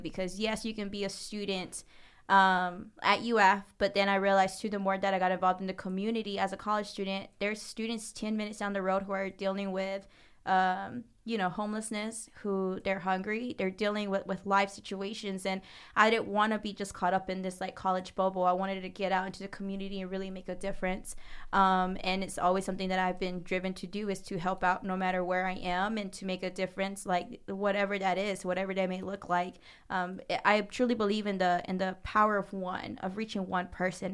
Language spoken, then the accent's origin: English; Jennings, Florida, United States; I grew up in what we call Jennings, Florida